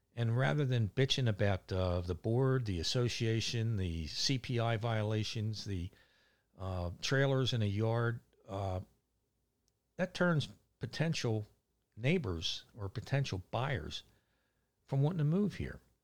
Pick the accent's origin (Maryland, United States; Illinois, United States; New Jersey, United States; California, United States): Maryland, United States; Catonsville; moved away as an adult; now in Ocean Pines, United States; growing up in Catonsville, uh, I have, still have lifelong friends